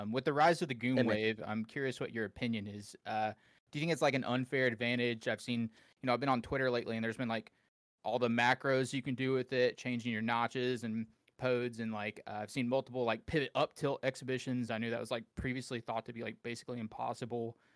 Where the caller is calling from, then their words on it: Atlanta, Georgia, United States; Yo, what's up? I'm in Atlanta, Georgia.